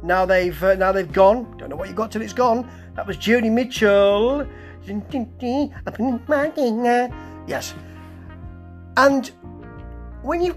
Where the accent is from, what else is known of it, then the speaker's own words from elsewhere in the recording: Manchester, North West England, United Kingdom; Manchester, my hometown